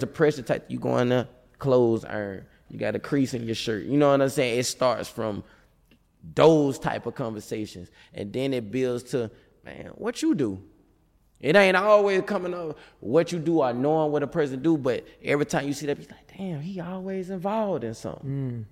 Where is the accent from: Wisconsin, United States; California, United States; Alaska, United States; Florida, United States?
Florida, United States; Tallahassee; moved away as an adult; I was gone from Tallahassee